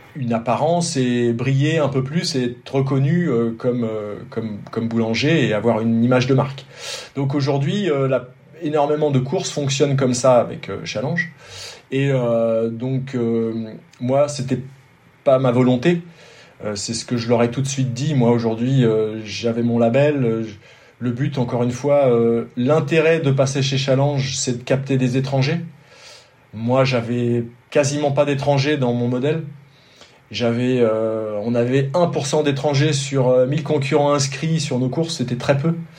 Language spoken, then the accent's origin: French; France; also born or lived in Côte d'Azur; quand on est français, quand on, quand on habite ici